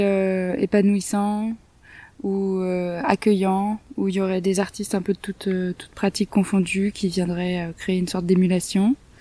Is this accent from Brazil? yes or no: no; Marseille, Provence-Alpes-Côte d'Azur, France; moved away as an adult; also born or lived in Lyon; now in Allier, France; je suis née à, Lyon, j'ai grandi à Marseille, j'ai toujours vécu dans des grandes villes